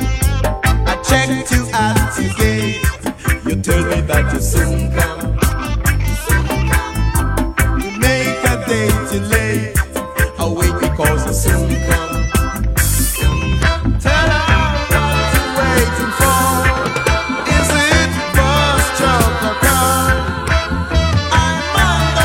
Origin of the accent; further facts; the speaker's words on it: Birmingham, West Midlands, United Kingdom; I was born in Birmingham